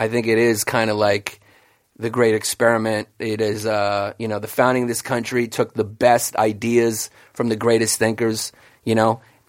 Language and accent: English; New York City, New York, United States; I grew up in New York.